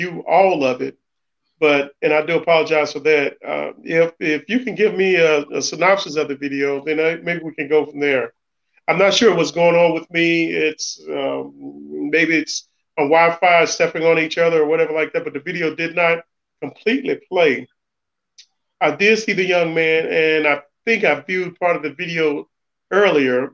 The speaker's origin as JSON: {"language": "English", "region": "the South", "country": "United States", "said": "I'm from the South, so my mother was most important in my upbringing"}